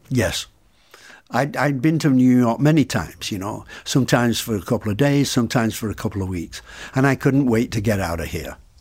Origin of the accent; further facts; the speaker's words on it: Salford, North West England, United Kingdom; also born or lived in Blackpool; I was born in Blackpool. I lived, I lived in a s, uh, in Salford, which is a, one of the slums of England, which is a suburb of Manchester